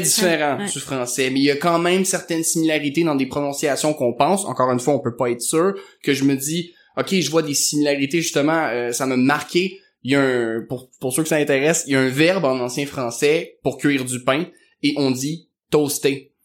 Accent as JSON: {"language": "French", "region": "Quebec", "country": "Canada", "tie": "born or raised there", "said": "au Québec, on nous martèle souvent que une histoire très nouvelle, c'est pas passé grand-chose puis ça me boguait un peu quand j'étais jeune"}